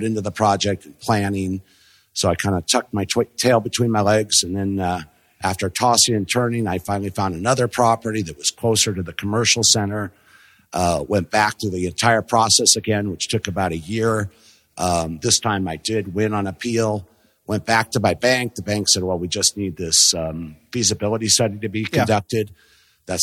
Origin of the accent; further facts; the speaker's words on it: Los Angeles, California, United States; also born or lived in Corona, California; I grew up in the South Bay